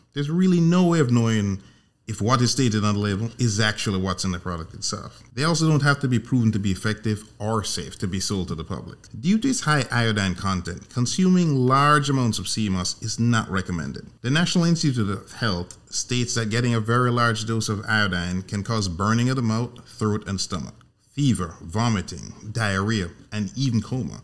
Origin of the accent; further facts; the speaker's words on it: Jamaica; moved away; I'm originally from Jamaica, born and raised